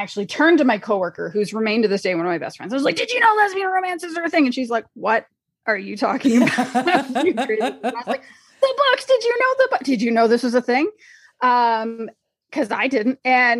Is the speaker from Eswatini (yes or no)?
no; Canada; And so I grew up in Canada, it's called the Fellowship Baptist Fellowship.